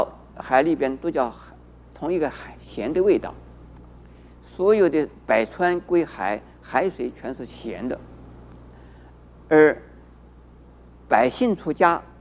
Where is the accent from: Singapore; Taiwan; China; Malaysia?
China; 在我们中国人呢，很重视姓